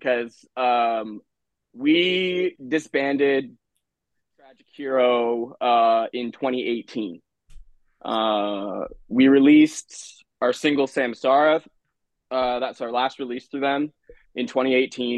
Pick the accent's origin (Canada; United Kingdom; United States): Canada; we're Canadian